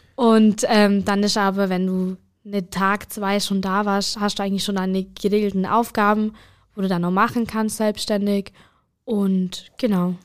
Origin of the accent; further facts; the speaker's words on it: Bad Hindelang, Bavaria, Germany; Von Hindelang